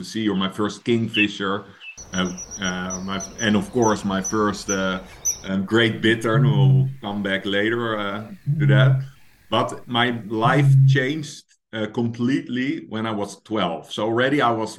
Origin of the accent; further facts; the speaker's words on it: The Hague, South Holland, Netherlands; I grew up in Scheveningen, another very horrible name to pronounce, which is basically The Hague by the coast in the Netherlands